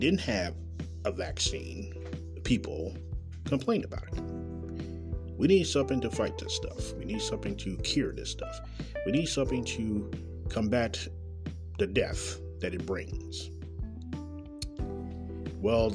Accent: Kansas City, Missouri, United States; born or raised there

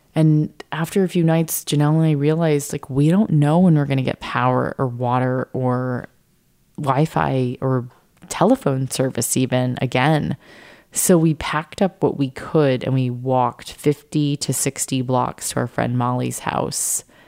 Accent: San Diego, California, United States; I grew up in San Diego

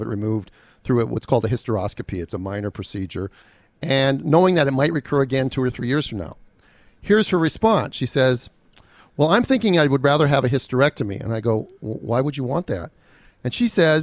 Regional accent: Minnesota, United States; I'm from Minnesota

